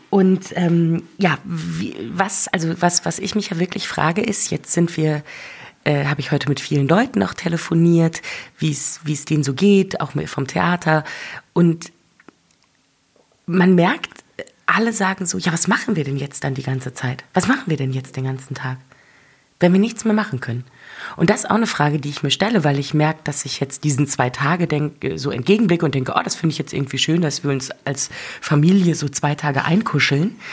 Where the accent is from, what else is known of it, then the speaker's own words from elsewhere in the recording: North Rhine-Westphalia, Germany; Ich komme nämlich ursprünglich aus dem Ruhrgebiet.